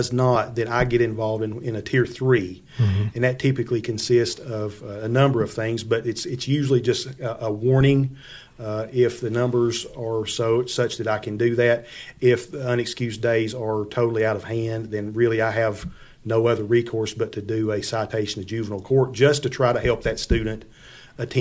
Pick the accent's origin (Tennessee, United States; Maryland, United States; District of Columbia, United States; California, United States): Tennessee, United States; Monterey; I grew up in a little community outside of Monterey. It was called Lovejoy.